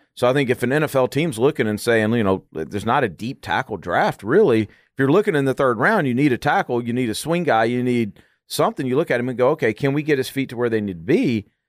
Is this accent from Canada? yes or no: no; Arkansas, United States; I grew up in Arkansas